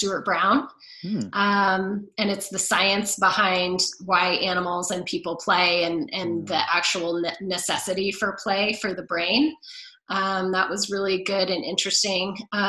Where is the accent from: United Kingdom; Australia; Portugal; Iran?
United Kingdom; England; So I would love to go see them and do all of the things that I did growing up in England.